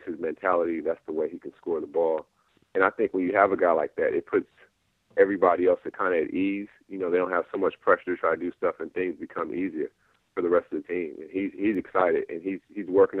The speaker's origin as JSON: {"language": "English", "town": "Seattle", "region": "Washington", "country": "United States", "tie": "born or raised there", "also_born_or_lived": "Inglewood, California", "said": "born and bred in Seattle, but I was back and forth between Seattle and Los Angeles"}